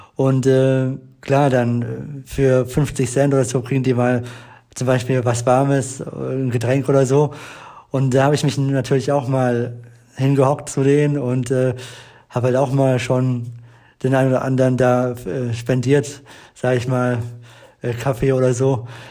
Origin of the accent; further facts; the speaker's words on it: Eberbach, Baden-Württemberg, Germany; bei uns in Eberbach